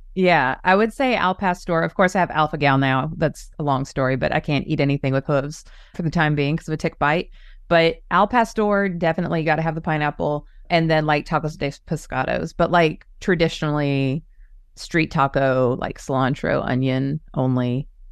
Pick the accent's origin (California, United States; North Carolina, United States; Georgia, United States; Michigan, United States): California, United States; Orange County; moved away; I grew up in Orange County